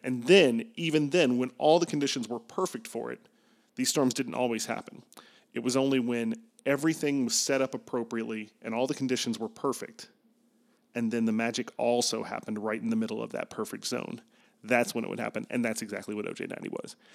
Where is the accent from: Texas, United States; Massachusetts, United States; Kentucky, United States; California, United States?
Kentucky, United States; now in Chicago, United States; I'm from Kentucky